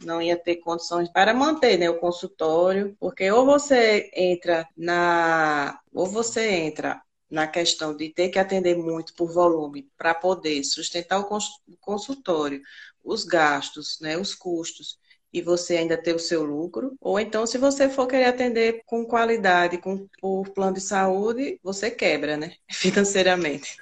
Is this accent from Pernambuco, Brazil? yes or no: yes; Recife, Pernambuco, Brazil; sou de Recife, sempre morei em Recife